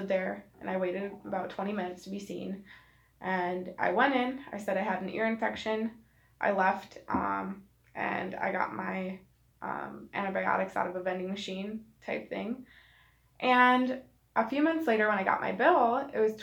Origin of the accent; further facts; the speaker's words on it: Milwaukee, Wisconsin, United States; I'm from Milwaukee, and so for me, I was low SES